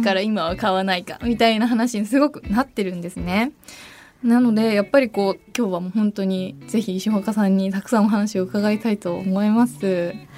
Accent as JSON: {"language": "Japanese", "region": "Niigata", "country": "Japan", "tie": "born or raised there", "moved": "yes", "said": "私新潟出身"}